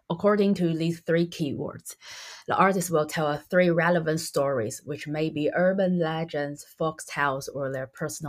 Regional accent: Taiwan; also born or lived in Cambridge, United Kingdom; as Taiwanese

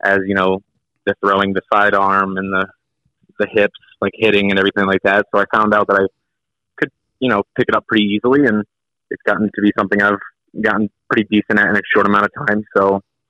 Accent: Fort Jennings, Ohio, United States; moved away as an adult; also born or lived in Toledo; I grew up in the Fort Jennings area, the Putnam County area

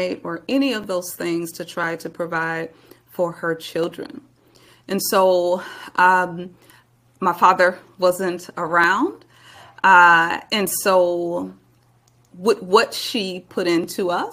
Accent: Milwaukee, Wisconsin, United States; now in Texas, United States; I'm originally from Milwaukee, Wisconsin, born and raised, and spent all of my early years there

